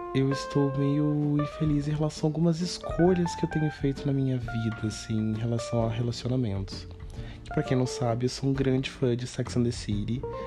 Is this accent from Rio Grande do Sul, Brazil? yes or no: no; Cruzeiro, São Paulo, Brazil; moved away as an adult; now in São Paulo, Brazil; na minha cidade natal, que é Cruzeiro, né? Como disse no começo do podcast, eu moro em São Paulo há 5 anos, mas eu não nasci aqui